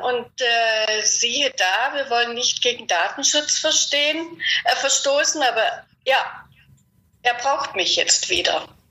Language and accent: German; Germany; wir Deutsche